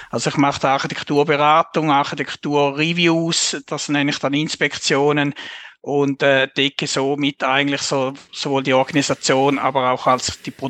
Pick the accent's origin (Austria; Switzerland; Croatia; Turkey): Switzerland; accent: Swiss German; man hört es wahrscheinlich auch an meinem Dialekt